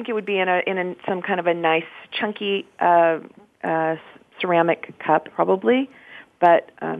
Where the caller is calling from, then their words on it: Baltimore, Maryland, United States; I am in Baltimore, Maryland, and I'm drinking a protein shake.